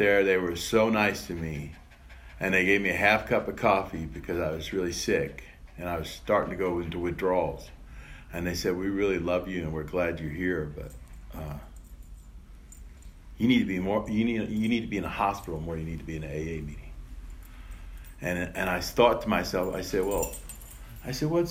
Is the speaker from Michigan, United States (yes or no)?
no; New York, United States; also born or lived in Ireland; I was born in Ireland. I was adopted in New York